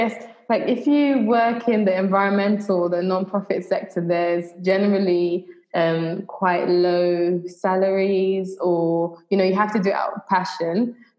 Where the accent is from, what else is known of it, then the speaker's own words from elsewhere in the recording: Trinidad & Tobago; born there; I was born in Trinidad and I used to go back and forth a lot. And sometimes my parents would take me snorkeling on the reef.